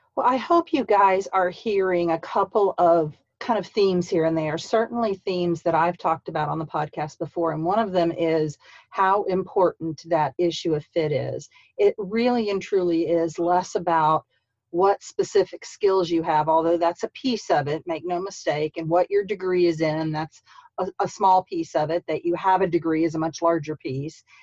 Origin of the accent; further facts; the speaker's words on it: St. Petersburg, Florida, United States; also born or lived in Columbus, Georgia / Midwest / Marianna, Florida; now in Tallahassee, United States; I'm from St. Petersburg